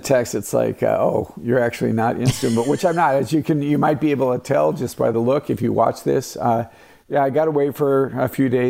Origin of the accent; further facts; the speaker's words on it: Colorado, United States; moved away; I'm from Colorado.